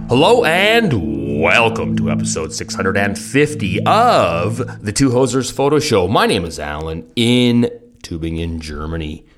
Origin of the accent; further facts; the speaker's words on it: Canada; moved away; from Canada